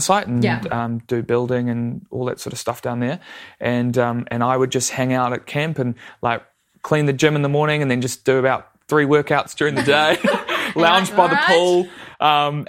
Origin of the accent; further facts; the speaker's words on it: Martinborough, Wellington, New Zealand; I grew up in Martinborough in the Wairarapa.